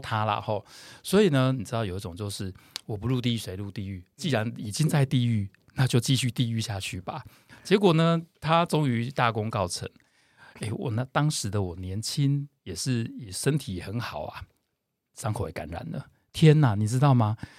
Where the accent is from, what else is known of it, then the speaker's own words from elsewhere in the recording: Tainan, Taiwan; now in Taipei, Taiwan; 台南小孩，哦，从小在台南长大